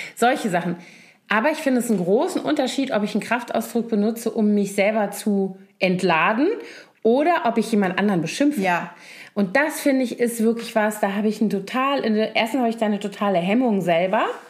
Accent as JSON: {"language": "German", "region": "Rhineland", "country": "Germany", "said": "ich als Rheinländerin"}